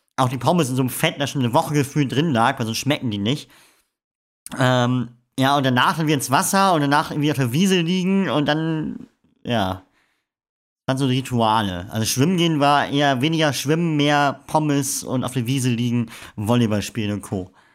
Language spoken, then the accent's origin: German; Emden, Lower Saxony, Germany; Ja, ich komme aus Friesland